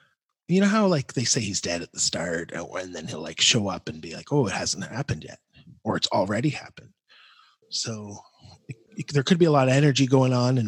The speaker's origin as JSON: {"language": "English", "country": "Canada", "said": "as a Canadian. I liked the part where he hates on the Americans."}